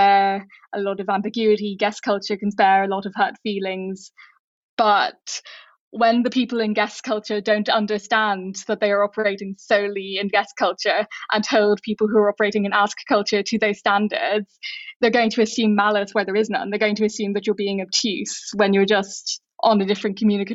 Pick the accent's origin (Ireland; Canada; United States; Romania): Ireland; I, as an Irish person, am an ask person who grew up in a guess culture.